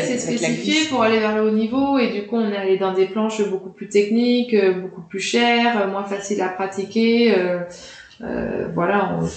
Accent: France; Et puis les Américains, quand on est petit Français, euh, c'est ça, fait toujours un effet les Américains, je trouve.

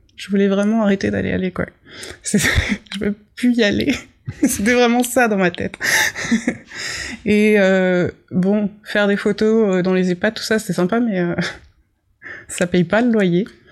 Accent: Bourgogne-Franche-Comté, France; j'ai grandi dans le Morvan

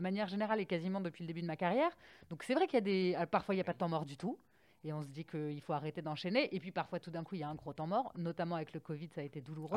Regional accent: Paris, Île-de-France, France; je suis parisienne

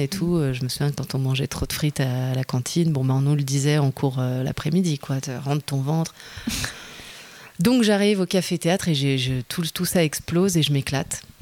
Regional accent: Lyon, Auvergne-Rhône-Alpes, France; moved away as an adult; also born or lived in Geneva, Switzerland; now in Montreuil, France; J'étais loin de ma ville natale, même si Genève-Lyon, c'est vite fait

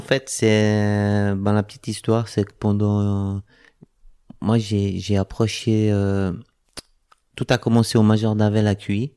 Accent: Switzerland; je suis suisse, de métier cuisinier

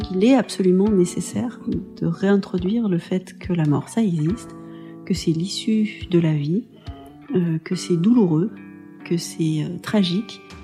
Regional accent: Pont-de-Chéruy, Auvergne-Rhône-Alpes, France; j'ai grandi euh, à Pont-de-Chéruy, donc dans une euh, petite ville ouvrière

